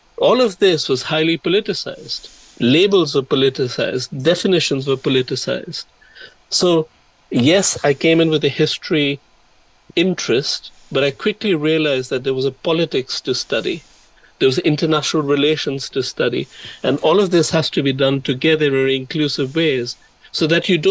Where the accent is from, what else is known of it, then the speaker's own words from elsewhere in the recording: Delhi, India; growing up in Delhi